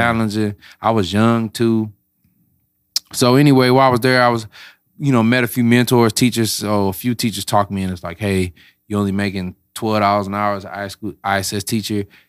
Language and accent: English; St. Louis, Missouri, United States; I'm from Saint Louis, born and raised, Florissant, grew up